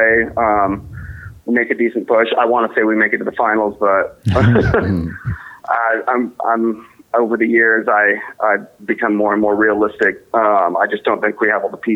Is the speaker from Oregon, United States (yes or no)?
yes; Portland, Oregon, United States; growing up in Portland playing hockey